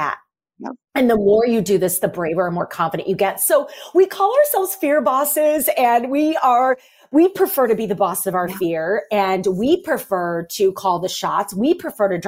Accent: St. Louis, Missouri, United States; I grew up in St. Louis and in high school, and I'm a kid of the 90s

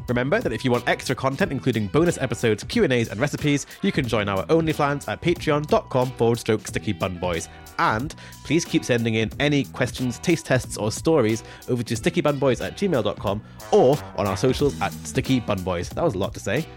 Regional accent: Scone, Scotland, United Kingdom; Scoon is my hometown. It's where I grew up

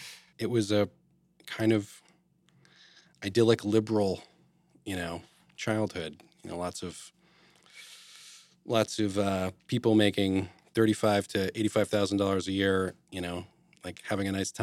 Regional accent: Massachusetts, United States; So I grew up in Western Massachusetts. It's the five college area, so Northampton, sure.

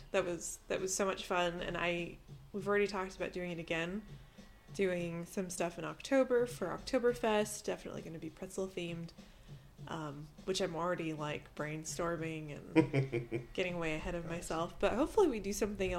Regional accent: Southern California, United States; moved away as an adult; also born or lived in Visalia, California; now in Fresno, United States; I'm from Southern California.

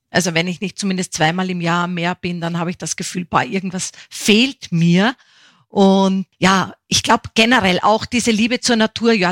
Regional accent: Upper Austria, Austria; also born or lived in Bavaria; weil mein Vater ist ja Niederösterreicher, 100 Kilometer Kilometer Wiener. Meine Mutter stammt aus Bayern und aufgewachsen bin ich dann in Oberösterreich.

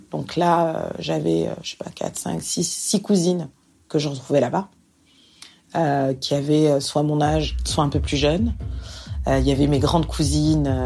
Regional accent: France; now in Montréal, Canada; je vis actuellement à Montréal. Donc, euh, je suis française. Je vis ici maintenant depuis 5 ans.

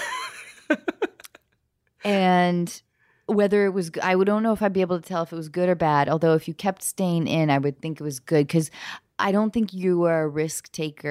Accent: Edmonds, Washington, United States; moved away; we're both from Washington State.

